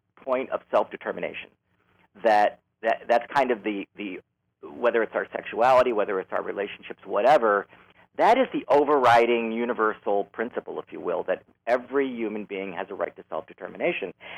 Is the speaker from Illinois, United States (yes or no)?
yes; Chicago, Illinois, United States; also born or lived in Los Angeles; now in San Francisco, United States; I grew up in Chicago. I was born in the city, raised in the southern suburbs, and then at some point moved back into the city